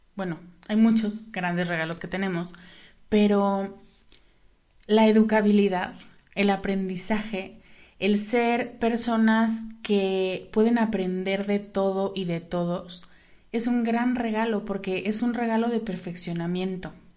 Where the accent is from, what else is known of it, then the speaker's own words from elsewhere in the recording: Mexico; en México, cuándo en mi país de origen o en mi lugar de origen